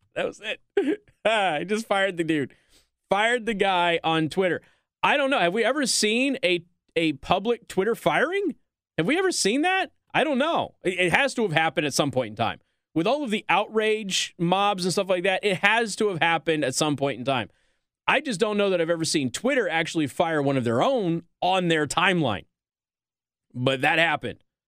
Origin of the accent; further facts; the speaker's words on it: Nevada, United States; my home state of Nevada